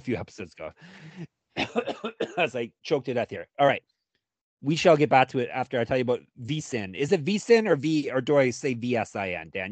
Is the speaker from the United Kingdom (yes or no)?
no; Canada; us Canadians